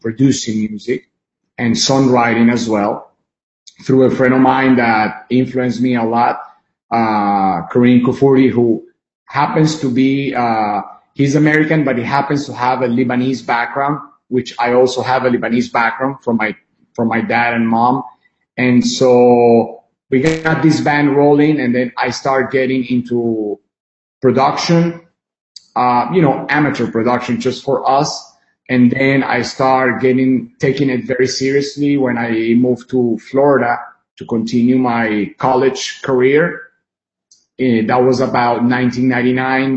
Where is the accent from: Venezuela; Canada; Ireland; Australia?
Venezuela; now in United States; I was born in Venezuela, born and raised, until, you know, been half of my life there, my second half here in the United States